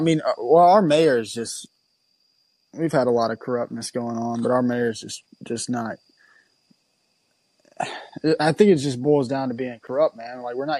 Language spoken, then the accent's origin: English; Mississippi, United States; I'm from Mississippi.